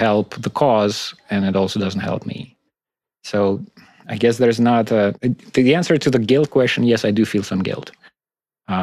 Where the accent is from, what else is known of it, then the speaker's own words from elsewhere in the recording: Russia; moved away; I speak Russian. A lot of my friends are Russian. I'm shaped by the Russian culture